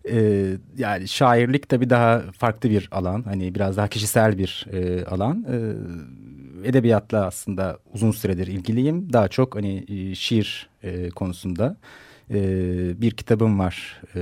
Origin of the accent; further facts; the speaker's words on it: Ankara, Turkey; moved away as an adult; now in Istanbul, Turkey; 1980 Ankara doğumluyum. Ee, İstanbul'da yaşıyorum şu anda ee, yaklaşık bir 10 senedir.